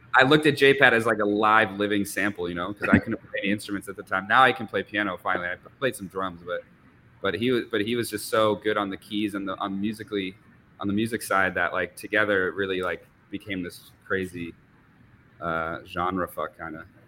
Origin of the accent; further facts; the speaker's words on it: Vermont and New Hampshire, United States; moved away as an adult; also born or lived in New York; I grew up in Vermont and New Hampshire